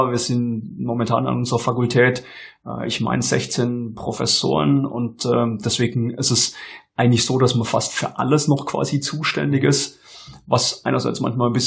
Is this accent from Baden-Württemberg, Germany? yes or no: yes; Stuttgart, Baden-Württemberg, Germany; es hat dann auch geklappt, dass ich hier herkommen konnte ins Oberschwaben. Okay. Als Stuttgarter ist es natürlich immer ein bisschen ein bisschen gewöhnungsbedürftig, weil südlich von Reutlingen hört ja für den Stuttgarter quasi